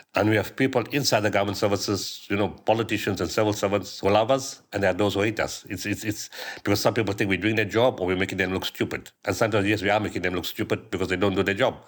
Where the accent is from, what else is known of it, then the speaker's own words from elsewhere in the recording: Pietermaritzburg, KwaZulu-Natal, South Africa; my hometown in Pietermaritzburg